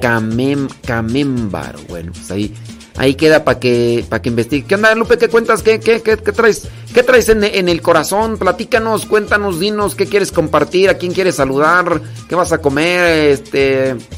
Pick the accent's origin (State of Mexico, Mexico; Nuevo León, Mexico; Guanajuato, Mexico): Guanajuato, Mexico; Acámbaro; yo soy de Acámbaro, Guanajuato